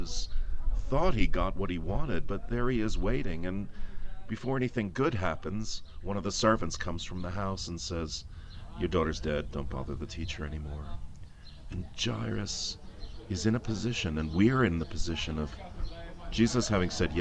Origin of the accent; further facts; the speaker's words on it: East Coast of the United States, United States; moved away as an adult; also born or lived in Aberdeen, United Kingdom; now in London, United Kingdom; I'm originally from the East Coast of the States